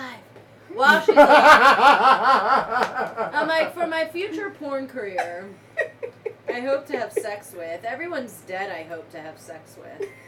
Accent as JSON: {"language": "English", "area": "Fairfax County", "region": "Northern Virginia", "country": "United States", "tie": "born or raised there", "also_born_or_lived": "Mesa, Arizona / Nairobi, Kenya", "moved": "yes", "said": "I grew up in the Nova, D.C., Virginia area. Whoop, whoop, Nova. Fairfax County"}